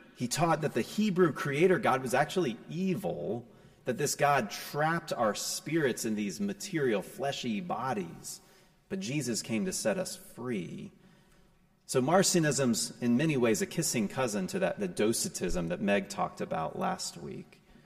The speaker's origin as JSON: {"language": "English", "town": "Raleigh", "region": "North Carolina", "country": "United States", "tie": "born or raised there", "also_born_or_lived": "New Jersey", "said": "In the summer of 1987, I moved from New Jersey to Raleigh, just in time to enter the fourth grade."}